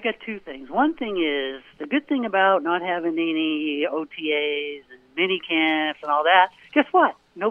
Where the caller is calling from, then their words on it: Portland, Maine, United States; It's … from Portland, Maine.